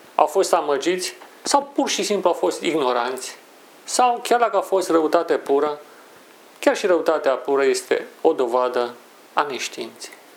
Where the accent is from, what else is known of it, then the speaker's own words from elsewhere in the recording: Brașov, Brașov County, Romania; moved away; am călătorit la Brașov, orașul meu natal